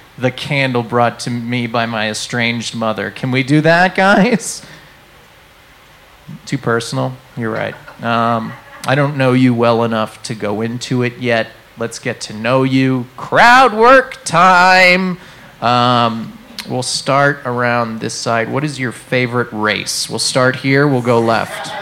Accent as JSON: {"language": "English", "region": "New England", "country": "United States", "moved": "yes", "said": "I'm from New England"}